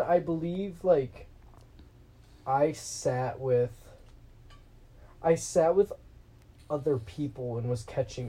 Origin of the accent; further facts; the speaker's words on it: Michigan, United States; I also happen to be from Michigan. I happen to live a few miles away from Meg, I would say.